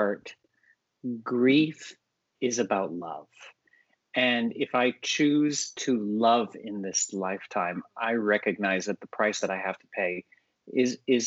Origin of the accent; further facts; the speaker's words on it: Texas, United States; young boy growing up in Texas